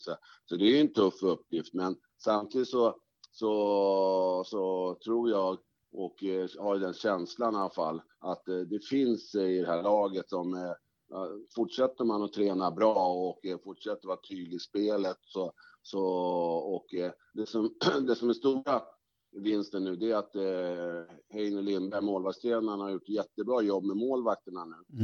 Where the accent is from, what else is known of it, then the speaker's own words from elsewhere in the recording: Stockholm, Stockholm County, Sweden; also born or lived in Norsborg; jag är uppvuxen i Fruängen